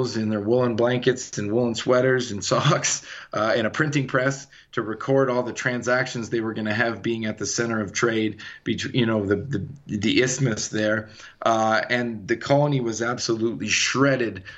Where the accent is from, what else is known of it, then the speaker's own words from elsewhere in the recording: Canada; moved away as an adult; now in Colorado, United States; I'm born and raised in Canada. I've been in Colorado for about 8 years.